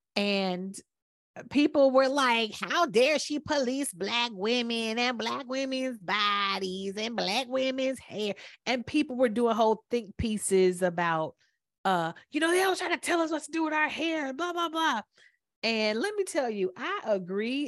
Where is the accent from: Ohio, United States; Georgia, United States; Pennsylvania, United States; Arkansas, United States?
Georgia, United States; Atlanta; we're from Atlanta